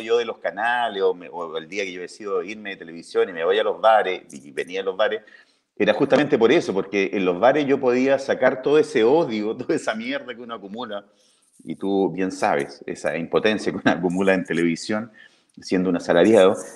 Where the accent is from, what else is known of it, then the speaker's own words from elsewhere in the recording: Talca, Maule, Chile; me crié en Los Estelares, en mi, en mi casa, en Talca